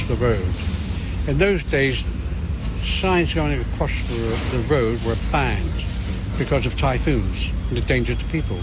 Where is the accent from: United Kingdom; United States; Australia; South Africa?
United Kingdom; Portsmouth, South East England; moved away as an adult; now in Hong Kong; I come from the naval port on the south coast of England, which is Portsmouth.